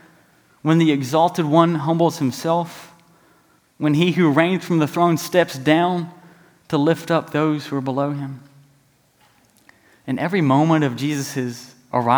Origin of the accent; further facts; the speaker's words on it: East Tennessee, United States; now in Memphis, United States; I'm from East Tennessee